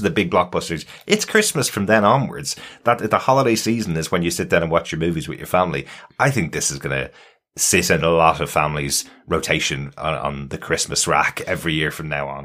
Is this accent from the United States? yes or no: no; Ireland; being an Irish guy